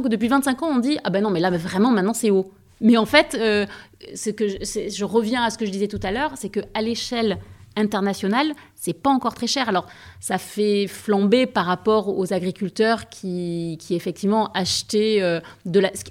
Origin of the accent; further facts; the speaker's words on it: Aix-en-Provence, Provence-Alpes-Côte d'Azur, France; moi j'étais aixoise, et j'étais d'Aix-en-Provence